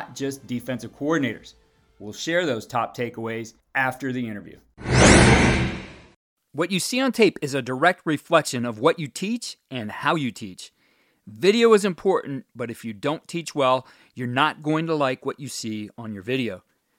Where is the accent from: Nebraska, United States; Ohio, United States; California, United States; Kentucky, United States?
Ohio, United States; Cleveland; my hometown team, being from Cleveland, Ohio